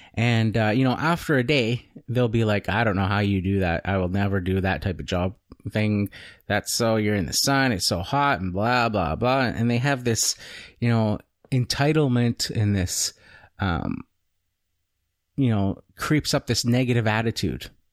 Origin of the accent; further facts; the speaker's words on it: Canada; I'm not an American citizen. I don't live in the United States. I'm Canadian